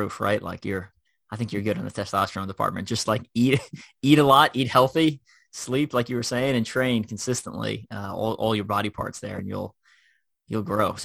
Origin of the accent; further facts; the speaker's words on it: Long Island, New York, United States; moved away; I was home in New York on a Monday, which is where I grew up in Long Island.